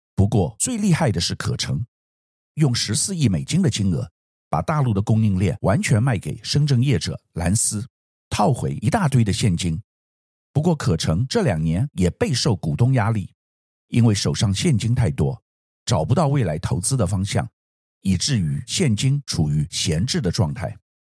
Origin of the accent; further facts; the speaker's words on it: Taiwan; 我们作为台湾人，必须了解这个趋势